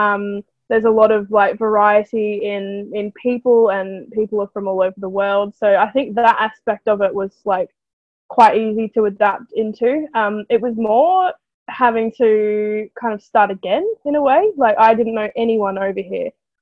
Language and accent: English; Melbourne, Victoria, Australia; moved away as an adult; now in London, United Kingdom; I've been here nearly 2 years, and I don't think my body has even gotten used to the weather over here yet. I'm from Melbourne in Australia